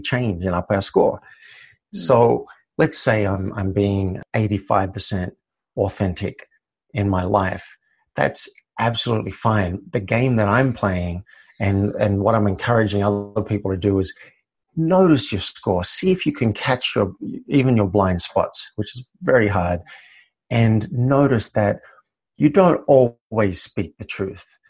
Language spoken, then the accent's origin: English; Australia; I grew up in Australia